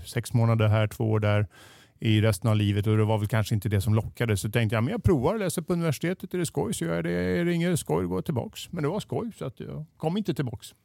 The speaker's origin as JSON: {"language": "Swedish", "town": "Stockholm", "region": "Stockholm County", "country": "Sweden", "tie": "born or raised there", "also_born_or_lived": "Boden", "said": "jag är född och uppväxt mitt här i Stockholm"}